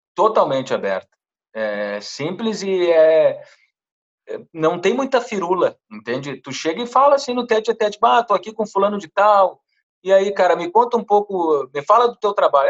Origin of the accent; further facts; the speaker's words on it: Santana do Livramento, Rio Grande do Sul, Brazil; moved away; lá do interior de Santana do Livramento, de onde eu venho